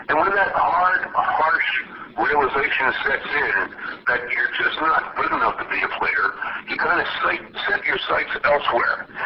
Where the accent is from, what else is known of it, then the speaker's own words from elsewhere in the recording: United States; For a young guy, uh, growing up in America and being an all-American kid